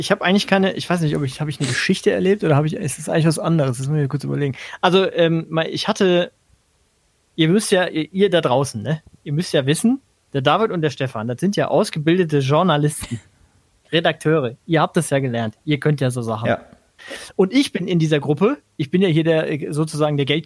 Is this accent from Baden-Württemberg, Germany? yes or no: yes; Heidelberg, Baden-Württemberg, Germany; auf eine, auf eine beschämende Weise lustig gewesen, aber die Art und Weise, mit der natürlich da meine Heimat porträtiert wird, das äh, tut mir in der Seele